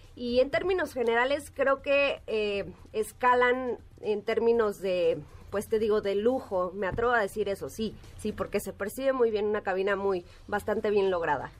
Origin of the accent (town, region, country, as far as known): Mexico